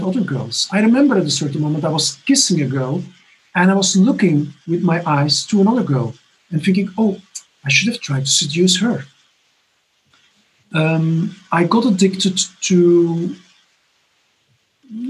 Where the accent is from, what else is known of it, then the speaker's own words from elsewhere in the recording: Belgium; moved away as an adult; now in Barcelona, Spain; I'm originally from Belgium.